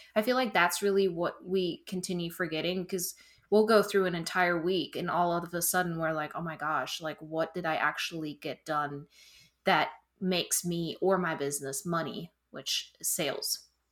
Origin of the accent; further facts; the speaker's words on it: Germany; moved away as an adult; now in South Carolina, United States; I'm originally from Germany. I moved in twenty seventeen, so it's been six years in the upstate of South Carolina